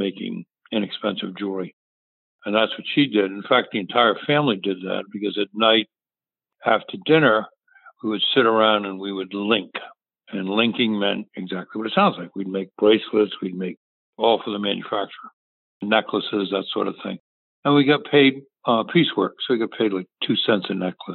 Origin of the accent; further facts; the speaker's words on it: Providence, Rhode Island, United States; So I grew up in Providence.